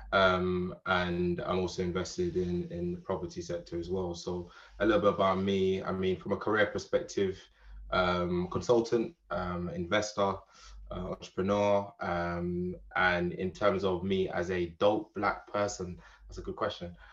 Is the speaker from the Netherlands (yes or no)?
no; Jamaica; moved away as an adult; now in United Kingdom; I'm born British, but I grew up in Jamaica. So moved to Jamaica when I was about seven years old. Pretty much my foundation years were spent in Jamaica.